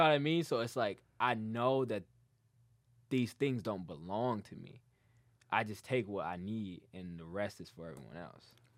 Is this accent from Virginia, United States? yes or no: no; Dearborn, Michigan, United States; also born or lived in Detroit; I grew up in Dearborn.